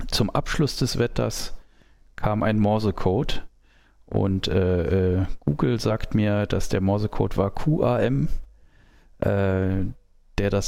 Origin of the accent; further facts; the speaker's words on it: Saarland, Germany; wir sind äh, beide in Sichtweite dieses Senders aufgewachsen